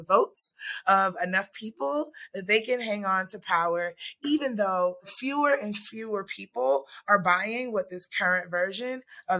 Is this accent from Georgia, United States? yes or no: yes; Atlanta, Georgia, United States; also born or lived in Nigeria / Ottawa, Canada; I'm from Atlanta. Oh, I'm from Nigeria. I'm an immigrant, born in Nigeria, raised in Southwest Atlanta. I'm an Atlanta Public School graduate.